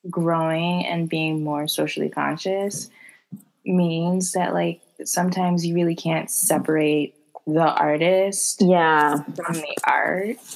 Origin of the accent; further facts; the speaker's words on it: Bronx, New York, United States; I'm from the Bronx.